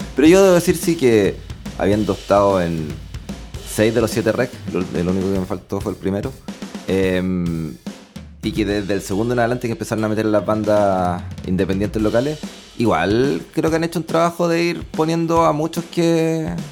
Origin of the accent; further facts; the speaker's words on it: Concepción, Biobío, Chile; also born or lived in Santiago; los dos somos penquistas, pero los dos trabajábamos en Santiago en ese momento